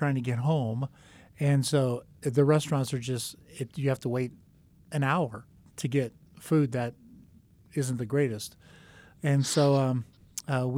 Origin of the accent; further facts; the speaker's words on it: South Florida, United States; moved away; I grew up in South Florida